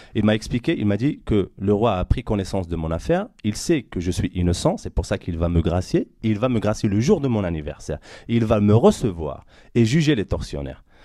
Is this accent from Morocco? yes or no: yes; Morocco; now in France; je suis marocain, je suis né dans ce pays, j'aime ce pays